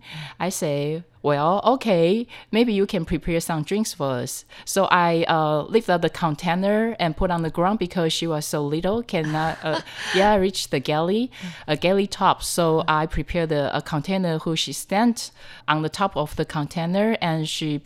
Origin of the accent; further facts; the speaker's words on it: Taipei, Taiwan; I'm from Taipei.